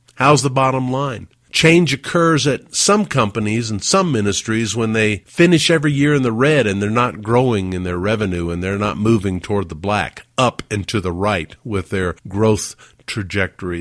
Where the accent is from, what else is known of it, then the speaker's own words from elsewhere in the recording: Huntsville, Alabama, United States; moved away; my hometown of Huntsville, Alabama